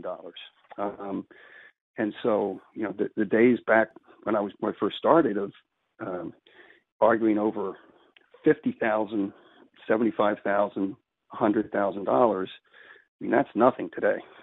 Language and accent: English; Philadelphia, Pennsylvania, United States; I grew up here in Philly